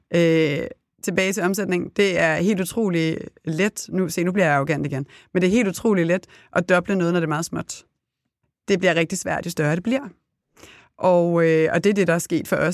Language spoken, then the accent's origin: Danish; Copenhagen, Capital Region of Denmark, Denmark; moved away; also born or lived in Herning / Italy